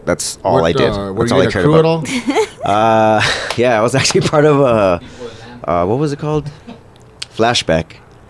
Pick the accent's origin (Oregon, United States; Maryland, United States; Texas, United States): Texas, United States; Sparks; Yeah, I grew up in Sparks, so, and my family was, like, one of the first ones in the, like, they were one of the first families in that area, so when we grew up, like, we didn't have plumbing